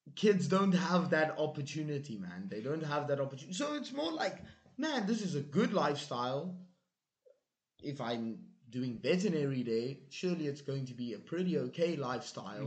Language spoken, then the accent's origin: English; South Africa; moved away; I'm from South Africa